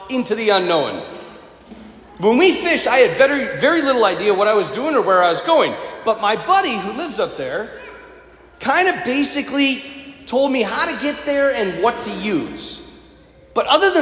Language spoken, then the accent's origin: English; North Dakota, United States; I'm from North Dakota